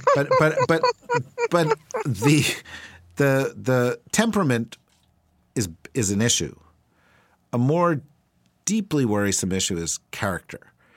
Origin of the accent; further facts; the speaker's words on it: New Jersey, United States; I'm from New Jersey